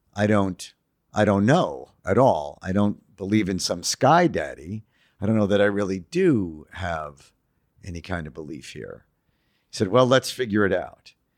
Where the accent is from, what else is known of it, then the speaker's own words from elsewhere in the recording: New York City, New York, United States; I'm a Jew from Queens